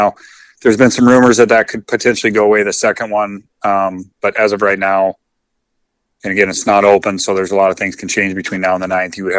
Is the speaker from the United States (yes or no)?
no; Canada; you can't drive from Calgary to Montana right now as a Canadian resident.